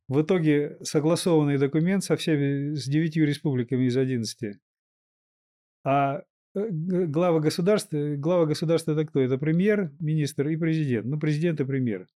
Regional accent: Kazakhstan; немного казахской крови, я родился в Казахстане.

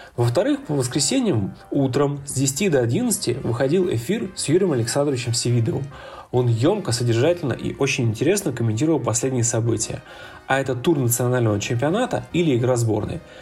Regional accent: Ulan-Ude, Buryatia, Russia; Я вырос в Улан-Удэ

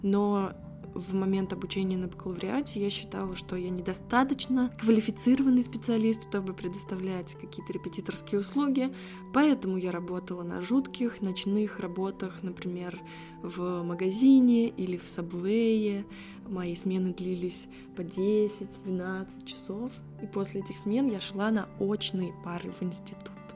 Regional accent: Saratov, Saratov Oblast, Russia; Саратов мой родной город

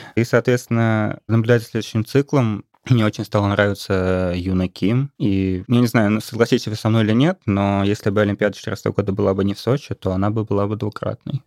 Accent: Saint Petersburg, Russia; я из Петербурга

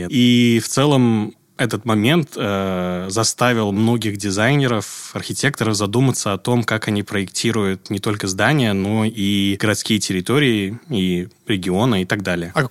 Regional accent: Tashkent, Uzbekistan; moved away as an adult; also born or lived in New York; Я родом из Ташкента, Узбекистан.

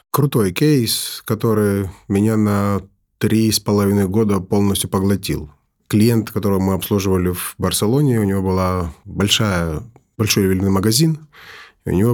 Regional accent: Kyiv, Ukraine; born there; also born or lived in Georgia; Ну, я уезжая с э, Киева, я как бы родился в Киеве

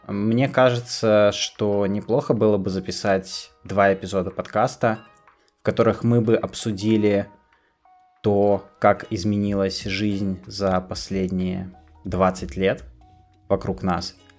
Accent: Kostomuksha, Republic of Karelia, Russia; moved away; also born or lived in Petrozavodsk; я родился в Петрозаводске, но большую часть э, своей жизни я прожил не там, поскольку родители были вынуждены приехать из э, Петрозаводска на новую работу в Костомукшу

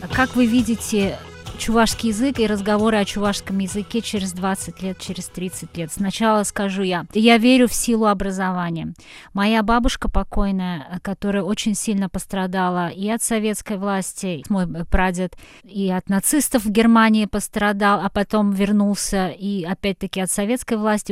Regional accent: Kazan, Tatarstan, Russia; also born or lived in Petropavl, Kazakhstan; Я родилась а, в Казахстане, до шести лет мы там жили. Это был город э, Петропавловск, там очень много татар. Я жила абсолютно в татарском окружении, выросла. Там был татарский театр. Э, русского языка я, наверное, слышала очень мало. Потом мы переехали в Казань

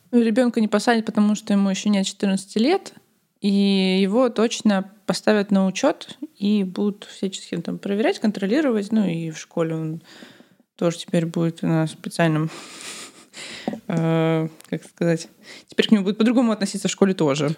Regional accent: Kaliningrad, Kaliningrad Oblast, Russia; На районе, где я росла, в Калининграде, было раньше очень много цыган.

